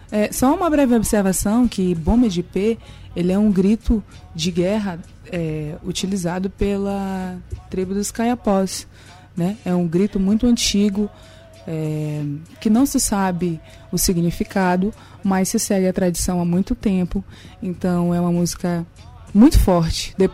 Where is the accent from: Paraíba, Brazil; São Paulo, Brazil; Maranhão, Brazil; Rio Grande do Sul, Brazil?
Maranhão, Brazil; Nina Rodrigues; Eu sou de Nina Rodrigues, de um povoado chamado Ilha, um povoado bem pequeno. Lá não tem muita estrutura, as casas são de barro